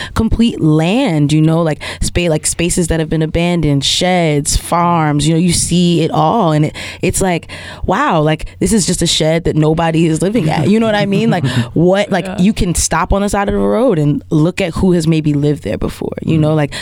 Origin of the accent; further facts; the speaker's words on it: New York City, New York, United States; moved away as an adult; now in Alabama, United States; I'm from Queens. My people are from Trinidad and Nigeria, right? But I'm only from Queens because I was born there.